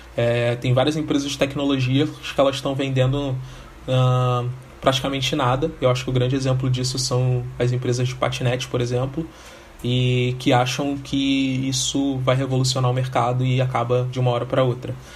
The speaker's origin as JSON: {"language": "Portuguese", "region": "Rio de Janeiro", "country": "Brazil", "tie": "born or raised there", "said": "sou nascido e criado no Rio de Janeiro, mais precisamente em Realengo, comunidade da Coab de Realengo"}